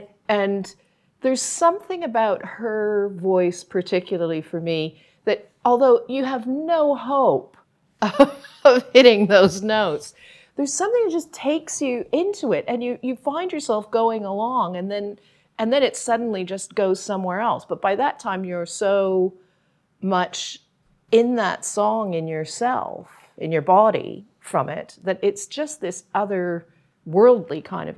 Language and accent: English; Ireland; And I mean, I am Irish. So this is my, you know, this is a music that I, or kind of music that I grew up with.